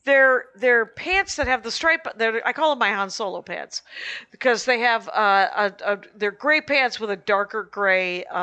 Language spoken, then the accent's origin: English; Wisconsin, United States; we're from Wisconsin.